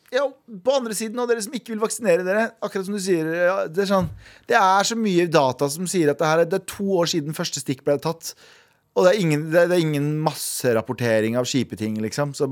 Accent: Norway; Som nordmann så var det helt nydelig.

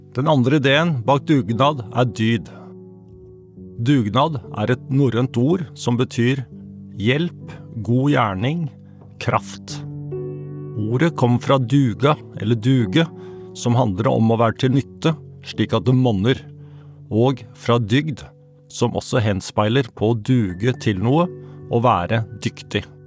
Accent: Norway; Som nordmenn flest

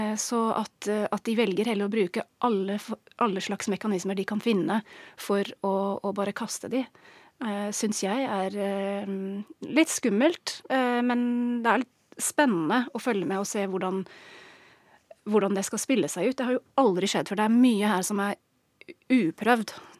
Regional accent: England, United Kingdom; Norwegian is a second language; moved away as an adult; now in Norway; Jeg er engelsk, har bodd i Norge i snart 15 år.

